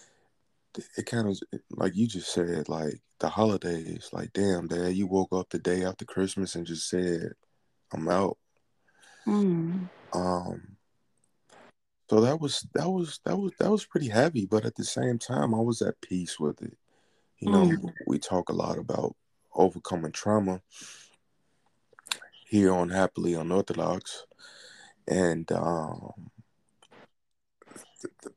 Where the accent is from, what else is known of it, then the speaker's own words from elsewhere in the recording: Chicago, Illinois, United States; also born or lived in Los Angeles; I'm from Chicago, where it's a lot of homicides